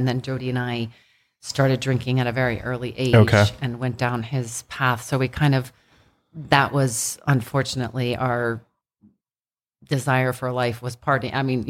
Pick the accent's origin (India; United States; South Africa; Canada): United States; Annapolis, Maryland; we grew up in Annapolis, but we got stationed at the Naval Academy when we were really little.